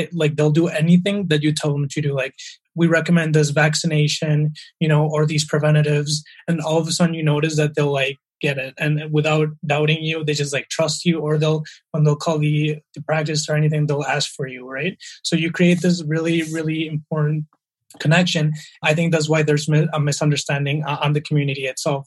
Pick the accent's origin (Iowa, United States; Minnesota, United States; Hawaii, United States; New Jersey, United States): Minnesota, United States; Minneapolis; first language Spanish; English is a second language; moved away as an adult; also born or lived in Bogota, Colombia / Milwaukee, Wisconsin / New York City; now in Canada; I grew up in Minneapolis after moving from Columbia